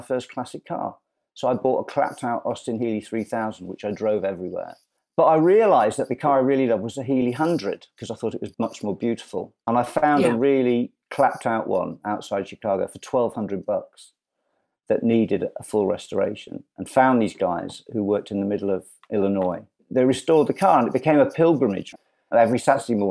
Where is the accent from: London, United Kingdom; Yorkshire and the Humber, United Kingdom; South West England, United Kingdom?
Yorkshire and the Humber, United Kingdom; Scunthorpe; also born or lived in United States; now in Cotswolds, United Kingdom; I'm a northerner, I'm from Scunthorpe.